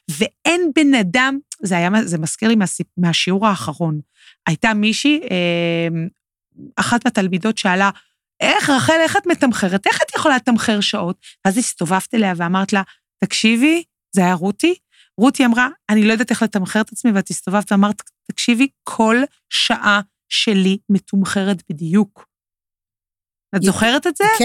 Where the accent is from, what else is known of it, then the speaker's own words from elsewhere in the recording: Tel Aviv, Tel Aviv District, Israel; בגלל שאני תל אביבית, גדלתי באזור הבימה.